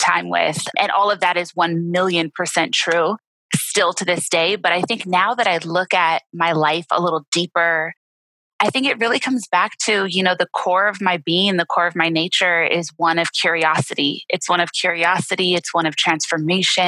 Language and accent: English; Los Angeles, California, United States; growing up in Los Angeles was really a blessing in my life